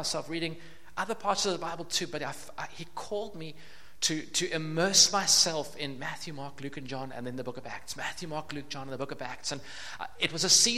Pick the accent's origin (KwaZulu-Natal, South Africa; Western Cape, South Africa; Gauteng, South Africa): Western Cape, South Africa; Cape Town; I grew up in Cape Town, not far from here, about 10 minutes from here.